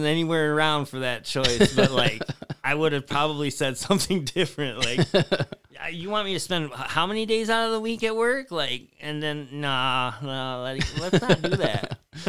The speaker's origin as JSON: {"language": "English", "town": "Tecumseh", "region": "Michigan", "country": "United States", "tie": "born or raised there", "said": "Yeah. Yeah, I mean, even the small town I grew up in, though, is like that."}